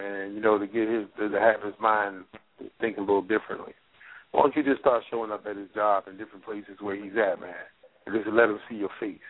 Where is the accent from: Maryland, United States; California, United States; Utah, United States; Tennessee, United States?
Maryland, United States; Baltimore; also born or lived in Washington, D.C.; I grew up in Baltimore. I grew up in D.C. I grew up around.